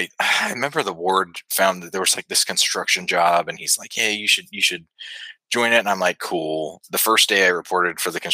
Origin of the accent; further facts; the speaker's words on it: Northern Nevada, United States; now in Huntsville, United States; I grew up in Northern Nevada